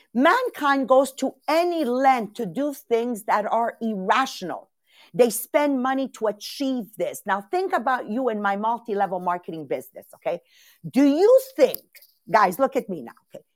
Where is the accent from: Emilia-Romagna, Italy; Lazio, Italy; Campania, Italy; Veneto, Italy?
Campania, Italy; Castelvetere; moved away; I'm born in Castelvetri